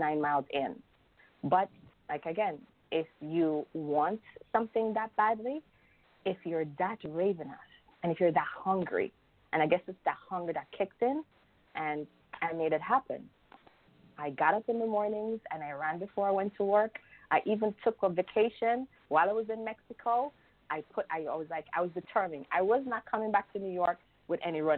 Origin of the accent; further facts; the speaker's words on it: Jamaica; I'm from Jamaica